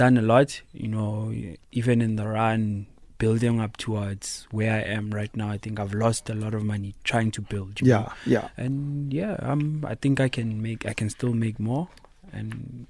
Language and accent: English; Tembisa, Gauteng, South Africa; You know, Gauteng, I'm from Tembisa